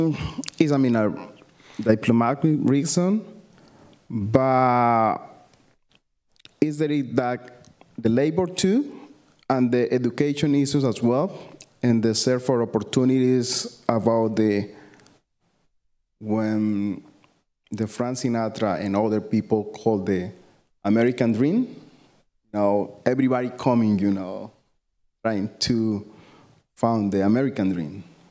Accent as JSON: {"language": "English", "town": "Cali", "region": "Valle del Cauca", "country": "Colombia", "tie": "born or raised there", "second_language": "English", "moved": "yes", "lives_now": "United States", "said": "I'm coming from Colombia, from the Pacific Coast. I was born in Cali. I'm Afro-Colombian, black, or African descendant. Also Colombian."}